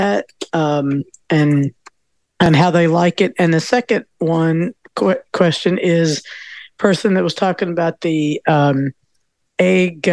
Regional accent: Louisville, Kentucky, United States; accent: Southern; I'm from Louisville

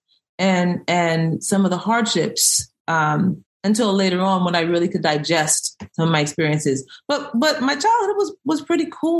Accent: Greenport, New York, United States; now in Baltimore, United States; I am originally from New York, Long Island. I was born in the last little town on the island, Greenport.

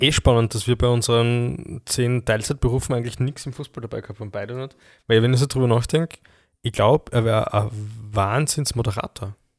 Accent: Graz, Styria, Austria; Es gibt schon auch bei uns in Graz Plattenbau

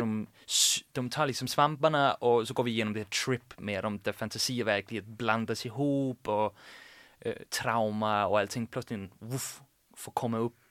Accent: Sorø, Zealand, Denmark; accent: Danish; Swedish is a second language; moved away as an adult; also born or lived in Copenhagen, Denmark; now in Gothenburg, Sweden; Jag växte upp i Sorö. Det är en by på 30 000 invånare i mitt på Källen, en timme från Köpenhamn.

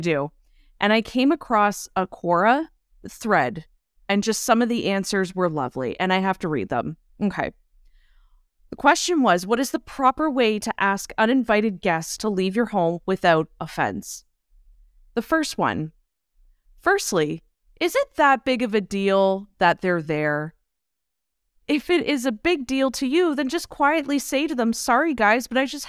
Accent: Ireland; Listen, I'm Irish. Okay.

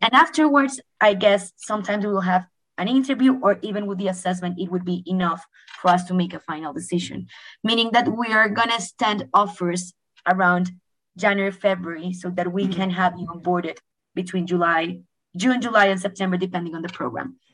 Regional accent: Colombia; moved away; I'm originally from Colombia

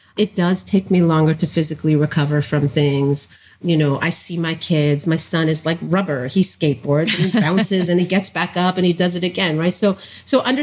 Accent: New Jersey, United States; I'm originally from New Jersey

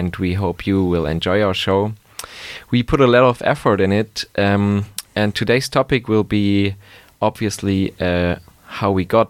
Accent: Germany; moved away as an adult; now in Gothenburg, Sweden; I am from Germany. I came here to study a couple of months ago.

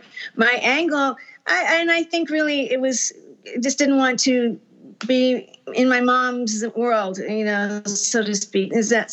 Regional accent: Texas, United States; well, when I came from Texas, I had rejected all country music, and basically because my mom was in …'s fan club

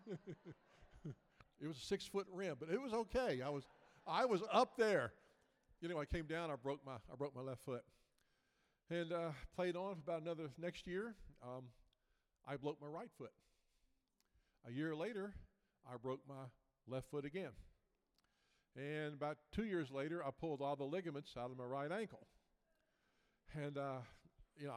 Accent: Memphis, Tennessee, United States; moved away as an adult; now in Florida, United States; Originally from Memphis, Tennessee, about 50 years, and the last 14 years been down in Florida

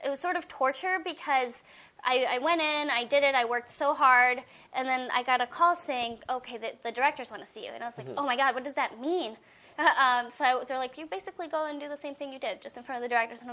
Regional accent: Colombia; now in United States; I'm from Colombia

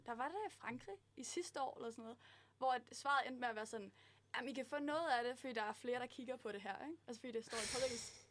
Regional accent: Aarhus, Central Denmark Region, Denmark; Jeg er fra Aarhus.

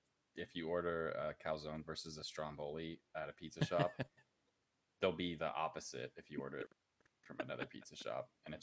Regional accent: Columbus, Ohio, United States; moved away as an adult; now in Las Vegas, United States; I'm from Columbus, Ohio.

